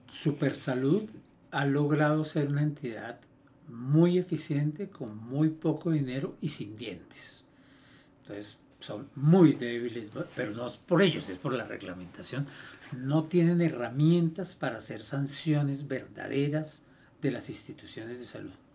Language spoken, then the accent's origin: Spanish; Colombia; Nosotros como colombianos